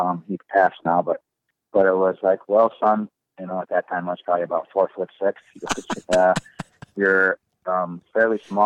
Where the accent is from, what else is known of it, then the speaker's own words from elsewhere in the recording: St. Paul, Minnesota, United States; I grew up in Highland Park down by the Fort Snelling St. Paul side